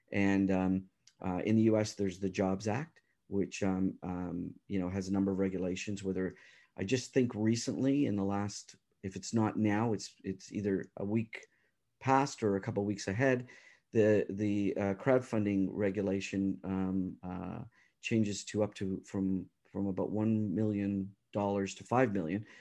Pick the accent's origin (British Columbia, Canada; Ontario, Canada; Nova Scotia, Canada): Ontario, Canada; Toronto; I'm from the Toronto area, and, uh, so you know, uh, I do business around the world, but, um, home is Canada